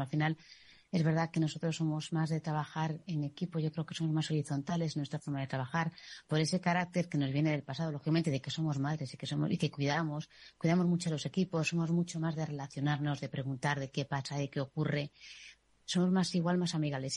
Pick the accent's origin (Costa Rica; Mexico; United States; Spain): Spain; Galicia; moved away; soy gallega y he vivido un matriarcado.